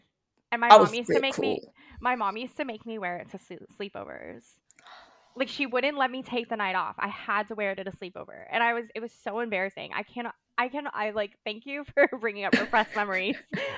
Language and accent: English; California, United States; accent: Valley Girl; now in Australia; but also living in Australia, my Valley Girl accent isn't as nasally as it used to be. It used to be way worse.